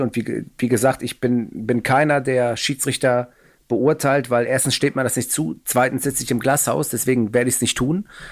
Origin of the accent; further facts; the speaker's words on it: Hamburg, Germany; Ich komme aus Hamburg Müllmannsberg